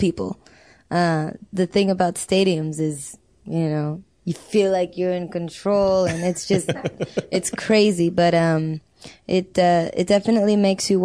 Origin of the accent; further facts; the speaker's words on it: Los Angeles, California, United States; I grew up in South Central